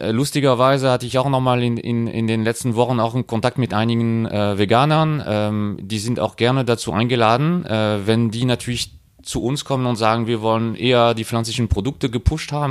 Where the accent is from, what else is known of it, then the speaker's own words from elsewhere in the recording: France; German is a second language; now in Germany; Und ich bin ja äh, Franzose, äh, zwar sehr lange in Deutschland unterwegs, aber ähm, ich habe diese Initiative Sekil Patron in Frankreich entdeckt.